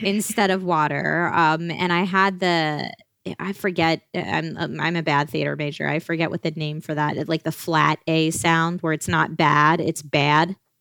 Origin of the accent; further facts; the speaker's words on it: outside of Philadelphia, Pennsylvania, United States; moved away as an adult; now in Los Angeles, United States; I grew up outside of Philly, I think this small town that I grew up